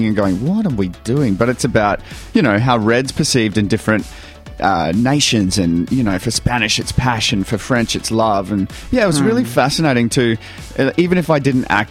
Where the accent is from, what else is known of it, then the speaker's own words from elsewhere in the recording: Townsville, Queensland, Australia; moved away; also born or lived in Ayr, Queensland; I grew up in Townsville, but I was born an hour south in a little place called Ayr.